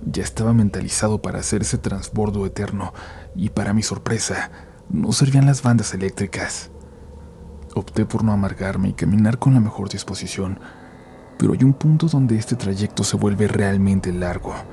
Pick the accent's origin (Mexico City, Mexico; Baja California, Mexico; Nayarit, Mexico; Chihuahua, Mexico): Mexico City, Mexico; Iztapalapa; Yo soy oriundo de Iztapalapa, para ser más preciso de la zona del Cerro de la Estrella, zona que por cierto está llena de mucho misticismo